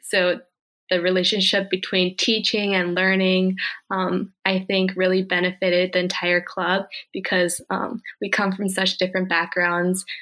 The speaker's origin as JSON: {"language": "English", "area": "Bay Area", "region": "Northern California", "country": "United States", "tie": "born or raised there", "also_born_or_lived": "South Korea", "said": "I grew up in the Bay mm-hmm. Area"}